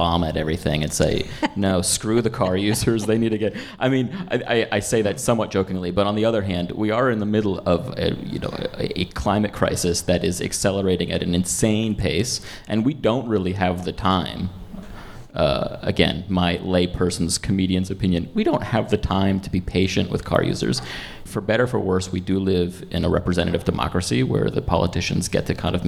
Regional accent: United States; moved away as an adult; now in Berlin, Germany; I come from America, which is known for its car culture

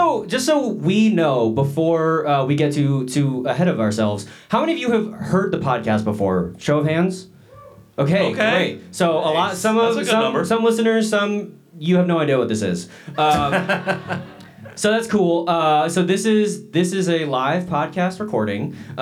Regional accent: Dallas, Texas, United States; also born or lived in Daegu, South Korea / Seoul, South Korea; I grew up in Dallas, was in the church for a long time, not in the church anymore.

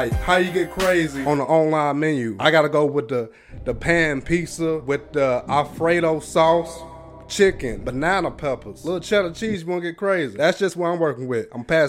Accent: the South, United States; I'm from the South

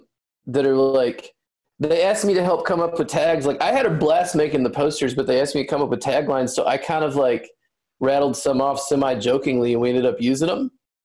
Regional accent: the South, United States; now in Los Angeles, United States; I'm from the South

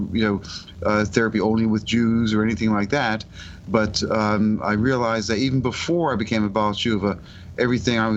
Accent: Stamford, Connecticut, United States; moved away as an adult; also born or lived in Massachusetts / Syracuse, New York; now in Virginia, United States; I was born in Stamford, Connecticut, raised in an Orthodox shul

